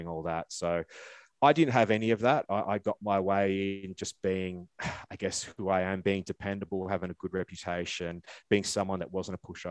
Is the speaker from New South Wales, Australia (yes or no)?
no; Melbourne, Victoria, Australia; I grew up down in Melbourne